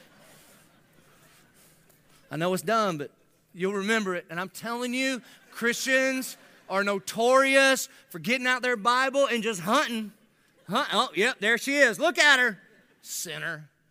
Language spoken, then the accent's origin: English; United States; being American